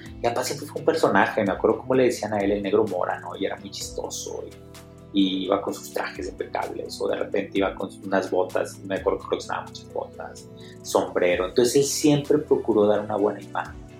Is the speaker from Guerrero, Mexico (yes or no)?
no; Monterrey, Nuevo León, Mexico; soy originario de Monterrey